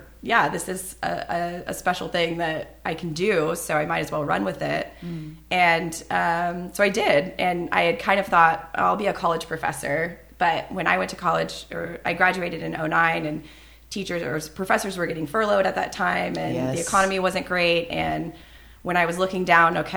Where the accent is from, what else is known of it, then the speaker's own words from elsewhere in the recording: Bakersfield, California, United States; moved away as an adult; also born or lived in Los Angeles; now in San Luis Obispo, United States; I was born and raised Bakersfield